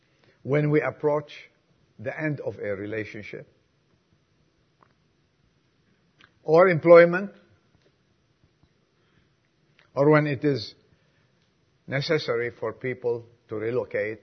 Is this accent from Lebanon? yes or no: yes; Lebanon; now in United States; I was from Lebanon